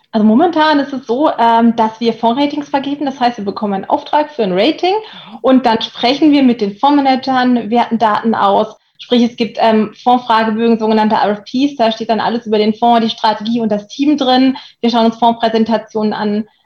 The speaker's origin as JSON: {"language": "German", "country": "Germany", "said": "für mich als Deutsche"}